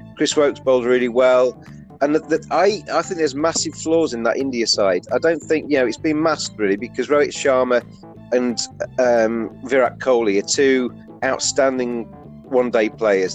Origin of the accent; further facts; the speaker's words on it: England, United Kingdom; as an Englishman